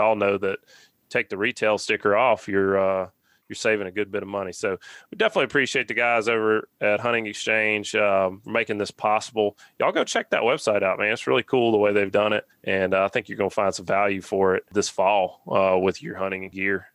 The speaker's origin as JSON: {"language": "English", "region": "Alabama", "country": "United States", "tie": "born or raised there", "said": "growing up in Alabama"}